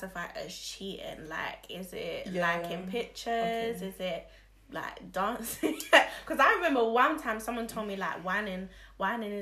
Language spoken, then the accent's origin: English; Jamaica; we're both Caribbean, we're both Jamaican women